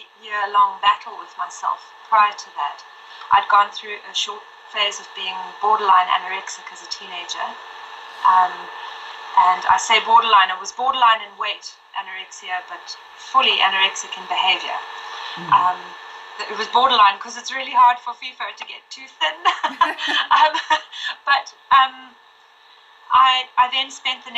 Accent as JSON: {"language": "English", "country": "Zimbabwe", "tie": "born or raised there", "also_born_or_lived": "Mozambique / Malawi / Zambia / Lilongwe, Malawi", "moved": "yes", "lives_now": "St. Francis Bay, South Africa", "said": "I grew up in Zimbabwe."}